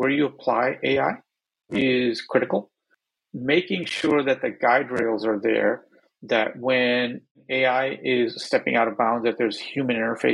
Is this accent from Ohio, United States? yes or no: yes; Northeast Ohio, United States; now in Bay Area, United States; I grew up in Northeast Ohio